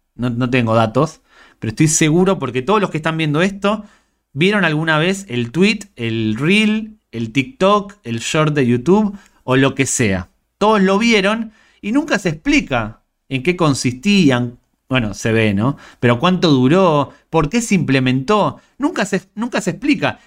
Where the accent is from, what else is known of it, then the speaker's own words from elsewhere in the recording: Argentina; Yo tenía cuatro o cinco canales de pequeño en Argentina